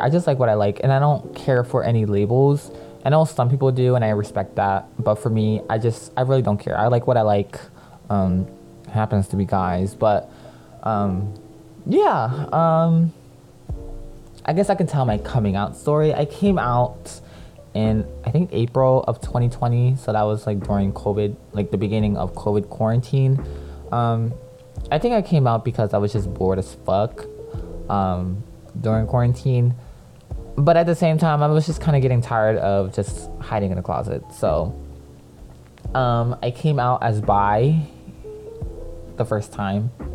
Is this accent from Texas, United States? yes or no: no; Philadelphia, Pennsylvania, United States; also born or lived in Lancaster, Pennsylvania; I was born in Lancaster, Pennsylvania. But I was raised in Philly. I moved to Philly when I was like 7 or 8.